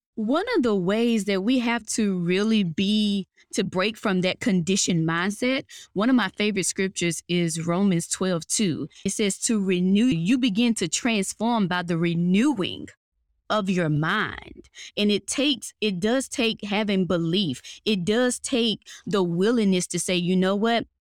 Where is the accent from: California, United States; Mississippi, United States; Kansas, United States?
Mississippi, United States; Mississippi Delta, United States; now in North Atlanta, United States; I'm originally from Mississippi, good old country girl. Grew up in the Mississippi Delta